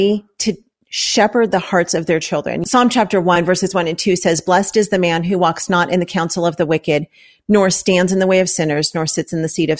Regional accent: Los Angeles, California, United States; we're from Los Angeles

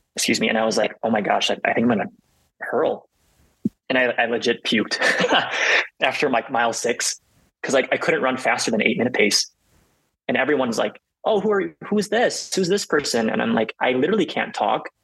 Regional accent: Illinois, United States; moved away as an adult; most of my family is based in um, Illinois. So like, this was the first time for me to like move away from home

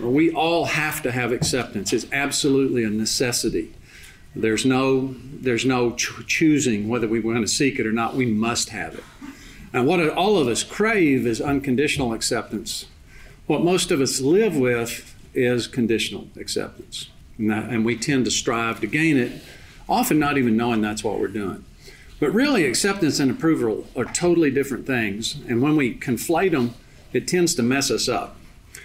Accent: Big Spring, Texas, United States; also born or lived in Littlefield, Texas; moving to Big Spring and growing up and playing basketball and going to Texas Tech

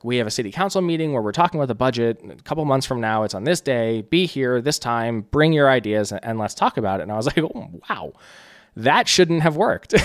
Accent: New Jersey, United States; also born or lived in Brooklyn, New York; grew up in Jersey.

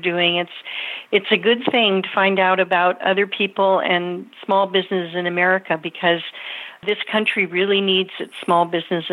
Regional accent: Napa Valley, California, United States; born or raised there; now in Middletown, United States

